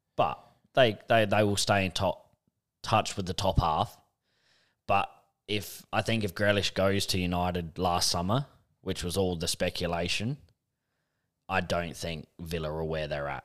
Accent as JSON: {"language": "English", "country": "Australia", "said": "being Australian"}